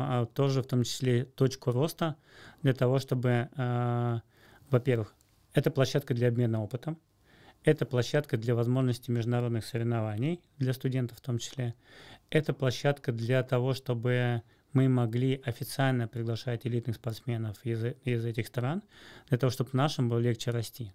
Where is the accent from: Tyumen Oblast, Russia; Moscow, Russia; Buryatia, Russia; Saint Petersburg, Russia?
Moscow, Russia; я из Москвы